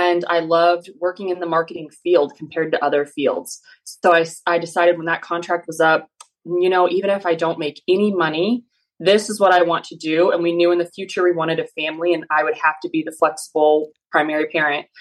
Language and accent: English; Kansas, United States; moved away as an adult; I am from Kansas. I grew up there from a farming family, multi-generational 4-H'ers